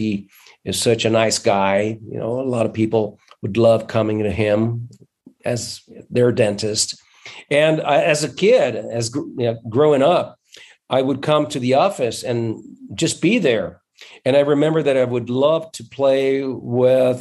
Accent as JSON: {"language": "English", "town": "Londrina", "region": "Paraná", "country": "Brazil", "tie": "born or raised there", "said": "I am actually from Londrina. I was born in Londrina, upstate."}